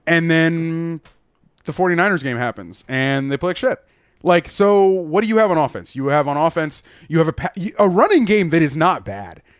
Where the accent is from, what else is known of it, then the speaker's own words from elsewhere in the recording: Gainesville, Florida, United States; moved away as an adult; I grew up in Gainesville, Florida.